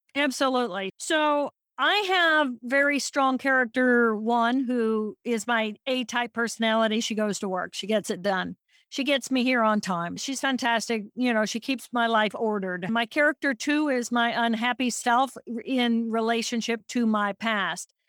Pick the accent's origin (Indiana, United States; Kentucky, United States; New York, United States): Indiana, United States; I'm from Indiana